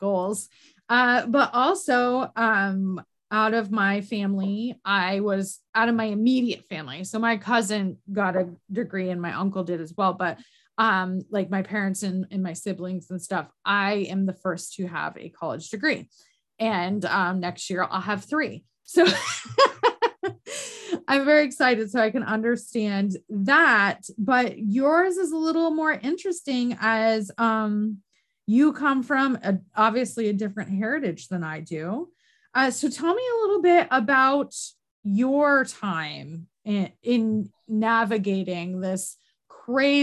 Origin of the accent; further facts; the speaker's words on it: New York, United States; I'm from New York